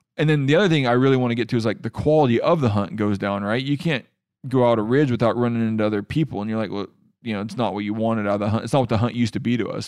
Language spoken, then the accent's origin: English; Washington, United States; my home state of Washington